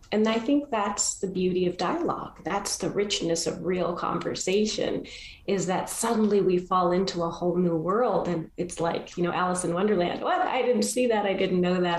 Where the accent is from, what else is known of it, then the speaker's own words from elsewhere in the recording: Argentina; I was born in Argentina